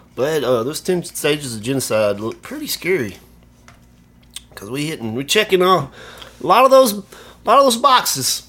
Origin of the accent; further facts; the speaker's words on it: Alabama, United States; I'm from Alabama.